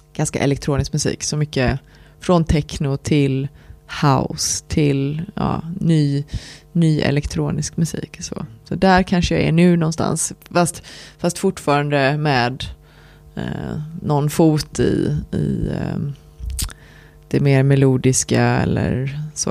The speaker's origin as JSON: {"language": "Swedish", "town": "Lerum", "region": "Västra Götaland", "country": "Sweden", "tie": "born or raised there", "said": "Jag är uppväxt i Lerum utanför Göteborg"}